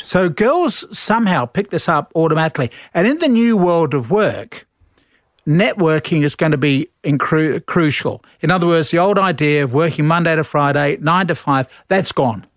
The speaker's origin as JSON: {"language": "English", "region": "London", "country": "United Kingdom", "tie": "born or raised there", "also_born_or_lived": "Sussex", "moved": "as an adult", "lives_now": "Australia", "said": "Born in London and, uh, grew up in London"}